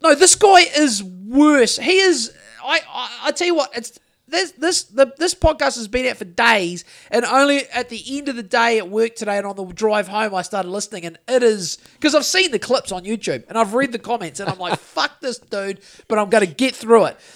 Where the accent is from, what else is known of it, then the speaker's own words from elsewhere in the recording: New Zealand; growing up in Great Mountain in the nineties